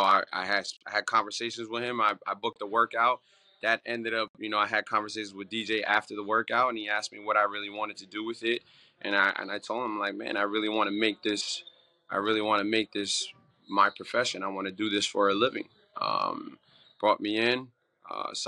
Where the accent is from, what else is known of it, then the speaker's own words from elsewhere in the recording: New Jersey, United States; I'm from North Jersey